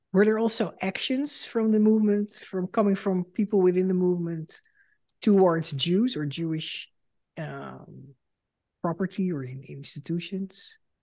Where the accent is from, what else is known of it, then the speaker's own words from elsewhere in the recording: Netherlands; moved away as an adult; now in United States; I am a Dutch Jew and the daughter of Holocaust survivors. In two thousand six, I emigrated to the United States